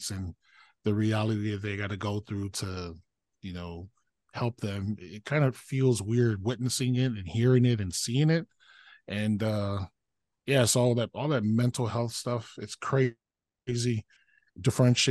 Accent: Samoa; now in United States; growing up in Samoa, and funny, out here in the United States

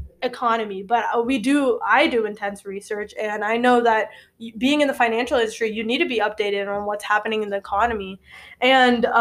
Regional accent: Indonesia; now in United States; I'm from Indonesia

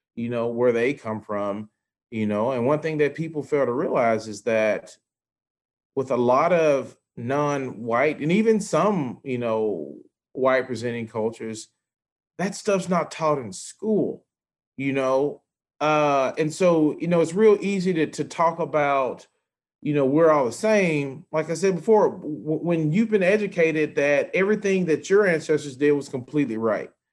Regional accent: Memphis, Tennessee, United States; I'm from the South. I mean, granted, Memphis is a blue dot

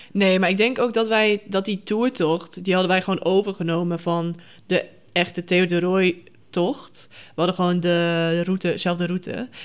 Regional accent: Friesland, Netherlands; ik kom uit Friesland, dus dat is dan ongeveer 100 kilometer

